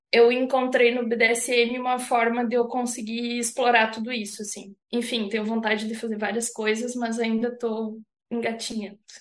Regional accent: Santa Catarina, Brazil; na verdade eu sou natural de Santa Catarina, mas eu sou uhum. do meio oeste assim, então é mais para dentro do estado

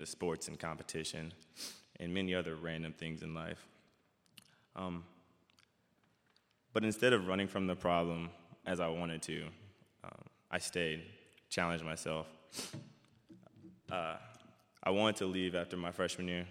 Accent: Dallas, Texas, United States; moved away as an adult; now in Sioux Center, United States; from Dallas, Texas

